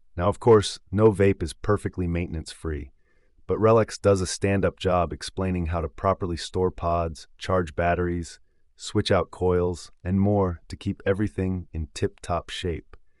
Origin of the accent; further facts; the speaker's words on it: England, United Kingdom; now in United States; As an Englishman living here in the States